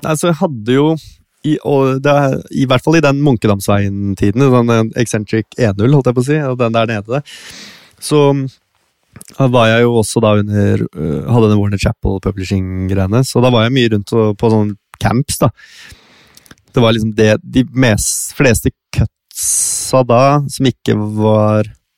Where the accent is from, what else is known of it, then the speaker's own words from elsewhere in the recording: Bærum, Akershus, Norway; Nå er jeg jo liksom fra Det å være fra Bærum